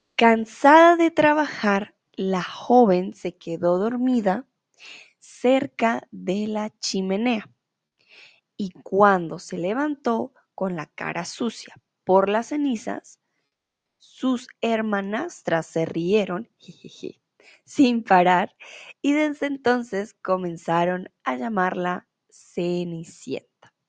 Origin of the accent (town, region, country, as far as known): Colombia